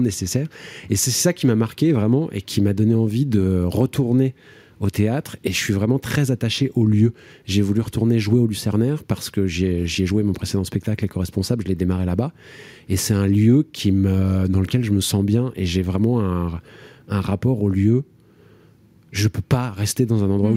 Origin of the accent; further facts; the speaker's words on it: Marzy, Bourgogne-Franche-Comté, France; moved away as an adult; also born or lived in Garchizy / Fourchambault / Paris; j'ai grandi dans la Nièvre, j'y habite plus depuis plus de 20 ans maintenant